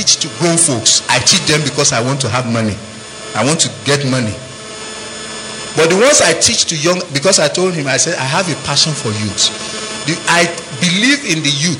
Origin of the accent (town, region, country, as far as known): Nigeria; now in United States